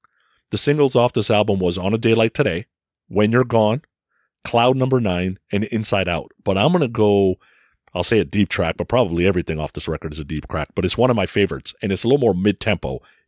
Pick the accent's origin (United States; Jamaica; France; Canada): Canada; Vancouver, British Columbia; Growing up in Vancouver, I was involved in all sorts of things with him.